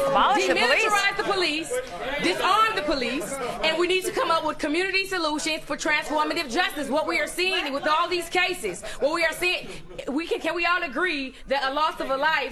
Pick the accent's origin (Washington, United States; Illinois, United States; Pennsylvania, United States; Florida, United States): Illinois, United States; Chicago; I'm from Chicago.